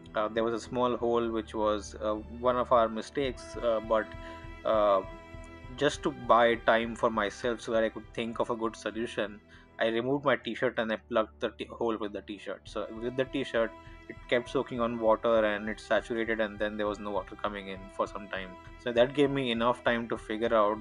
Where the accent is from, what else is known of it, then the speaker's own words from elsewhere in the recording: India; very normal, very Indian, lower middle class upbringing